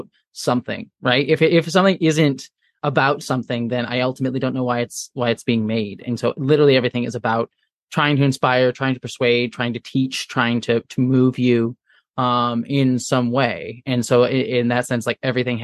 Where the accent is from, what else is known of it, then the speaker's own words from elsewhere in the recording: Buffalo, New York, United States; I was born in New York, around the Buffalo area